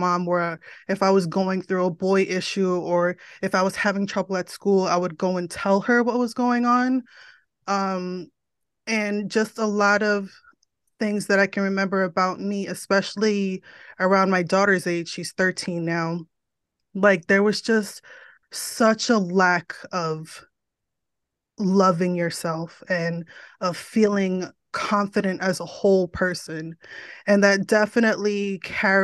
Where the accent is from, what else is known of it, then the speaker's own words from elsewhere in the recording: New Jersey, United States; moved away as an adult; also born or lived in Florida; born and raised in New Jersey, still here